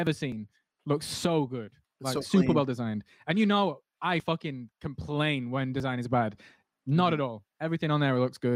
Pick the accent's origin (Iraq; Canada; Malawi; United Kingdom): United Kingdom; England; I'm from England